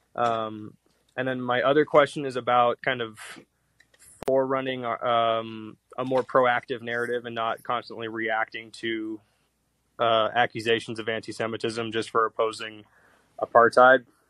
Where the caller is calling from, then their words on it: Toluca, State of Mexico, Mexico; I'm calling from uh, Toluca, in Mex in Mexico State right now.